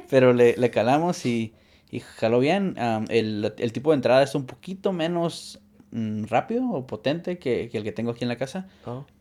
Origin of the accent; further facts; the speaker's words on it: Arizona, United States; also born or lived in California; Y yo crecí viviendo seis meses en Arizona y seis meses en California.